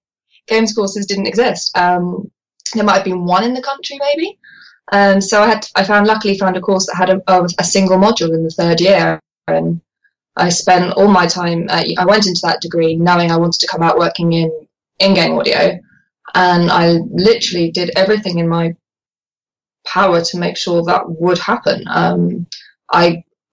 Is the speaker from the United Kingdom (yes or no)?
yes; Guildford, South East England, United Kingdom; born or raised there